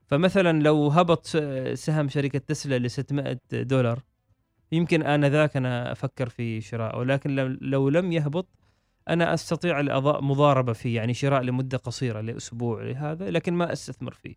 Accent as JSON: {"language": "Arabic", "country": "Oman", "said": "نحن مثلا عندنا في الخليج او في السلطنه"}